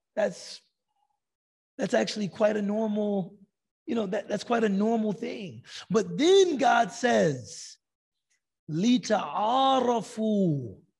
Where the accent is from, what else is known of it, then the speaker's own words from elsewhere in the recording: United States; Ana min America. I'm from America